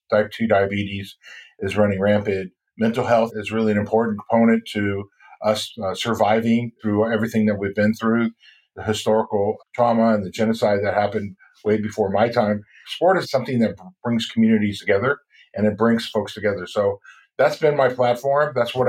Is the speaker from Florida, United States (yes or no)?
no; Fort Peck Indian Reservation, Montana, United States; I come from the Assiniboine Sioux tribe on the Fort Peck Indian Reservation in northeastern Montana.